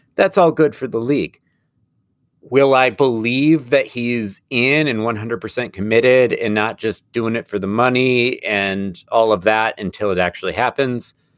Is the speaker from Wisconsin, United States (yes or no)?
yes; Madison, Wisconsin, United States; this is my hometown team. Fort Madison